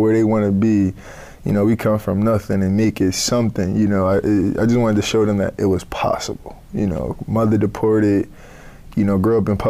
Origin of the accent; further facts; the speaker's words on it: Philadelphia, Pennsylvania, United States; I'm from West Philadelphia, inner city Philadelphia